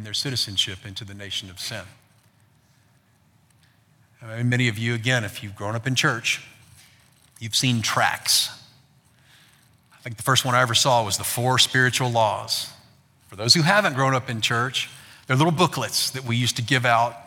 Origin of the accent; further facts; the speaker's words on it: Texas, United States; I'm American. I was born in Texas.